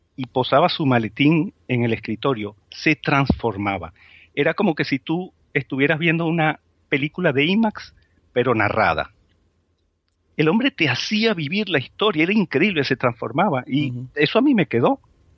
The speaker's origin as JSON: {"language": "Spanish", "country": "Spain", "said": "nuestra autoestima como, como, como españoles"}